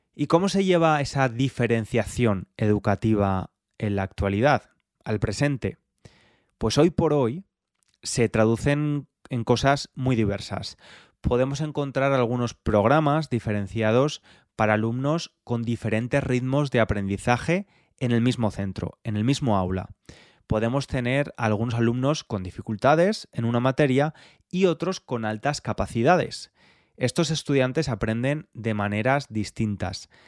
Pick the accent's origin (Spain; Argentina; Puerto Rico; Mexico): Spain; moved away as an adult; now in London, United Kingdom; Yo soy español, pero vivo en Londres desde hace bastantes años